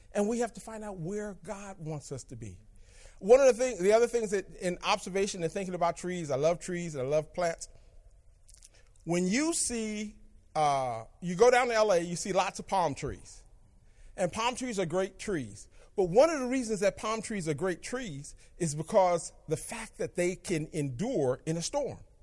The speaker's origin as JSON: {"language": "English", "town": "Berkeley", "region": "California", "country": "United States", "tie": "born or raised there", "said": "I grew up in Berkeley"}